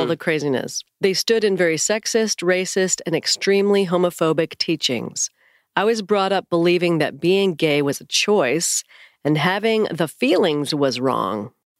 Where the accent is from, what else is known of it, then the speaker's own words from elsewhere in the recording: California, United States; I grew up in Northern California in a church that would describe itself as independent KJV, King James Version.